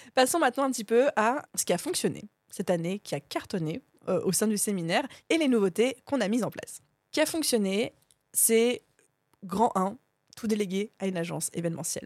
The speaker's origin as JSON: {"language": "French", "country": "France", "said": "on est, pour la plupart d'entre nous, on est français"}